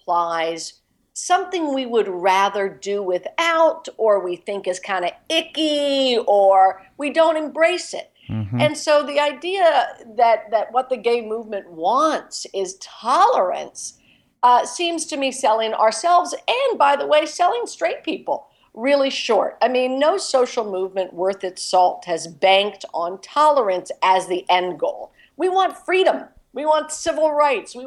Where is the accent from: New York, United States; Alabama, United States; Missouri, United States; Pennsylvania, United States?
Pennsylvania, United States; Philadelphia; Giovanni's Room in Philadelphia, in my hometown